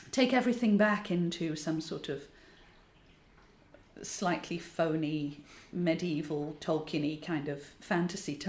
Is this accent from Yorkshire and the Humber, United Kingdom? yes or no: yes; Yorkshire and the Humber, United Kingdom; I'm from Yorkshire